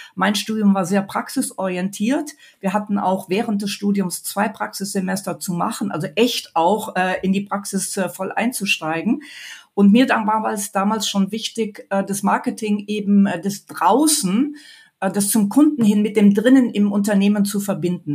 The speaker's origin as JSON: {"language": "German", "town": "Mönchengladbach", "region": "North Rhine-Westphalia", "country": "Germany", "tie": "born or raised there", "moved": "as an adult", "lives_now": "Munich, Germany", "said": "Gebürtig bin ich aus Mönchengladbach"}